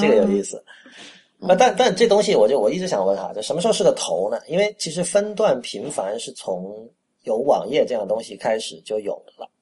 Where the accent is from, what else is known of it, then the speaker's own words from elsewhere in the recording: Shenzhen, Guangdong, China; moved away as an adult; also born or lived in Panyu, Guangdong (ancestral); now in Beijing, China; 我在深圳长大，我三岁哦。到十八岁都是在深圳